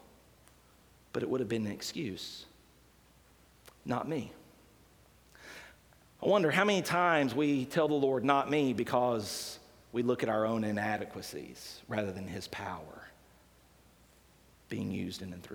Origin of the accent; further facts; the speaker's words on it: Decatur, Alabama, United States; moved away; when God called me back to Decatur, Alabama